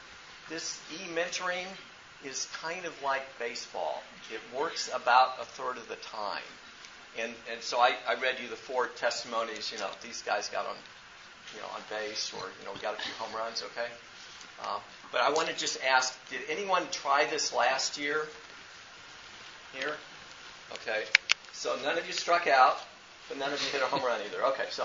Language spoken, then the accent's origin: English; Kansas City, United States; I grew up in Kansas City.